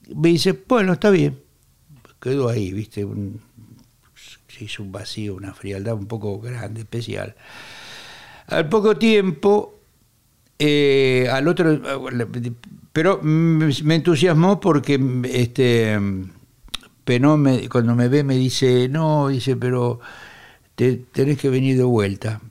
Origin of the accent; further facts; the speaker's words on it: Quilmes, Buenos Aires Province, Argentina; vivía donde yo nací, en Quilmes, provincia de Buenos Aires